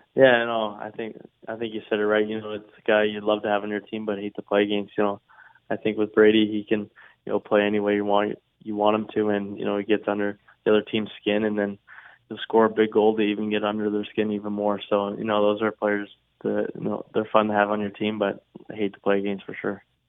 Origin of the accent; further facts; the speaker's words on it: near Halifax, Nova Scotia, Canada; I've been back home in the valley in my hometown, uh, living there, spending lots of time with my friends and family, and then every day I've been going up to Halifax